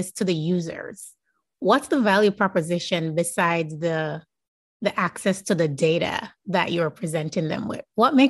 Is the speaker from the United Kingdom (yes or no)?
no; Jamaica; As a Jamaican myself.